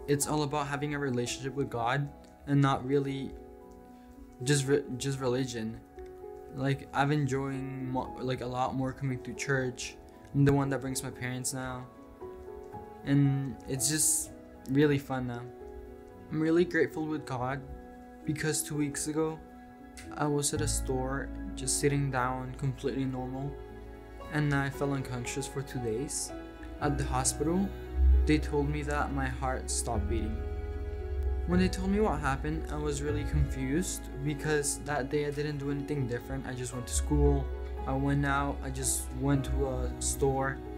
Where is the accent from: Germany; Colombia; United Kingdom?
Colombia; born there; I was born in Colombia and I'm 14.